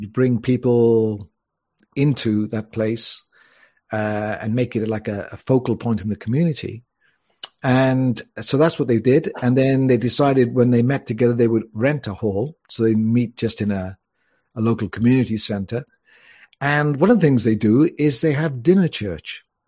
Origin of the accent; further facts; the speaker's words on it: Wales, United Kingdom; also born or lived in Mallorca, Spain; now in Spain; I was born in Wales, so I am Welsh